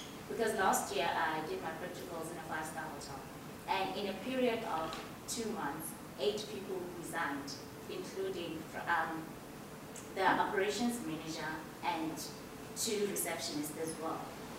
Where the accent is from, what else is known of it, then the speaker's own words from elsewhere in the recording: South Africa; moved away; I'm from South Africa.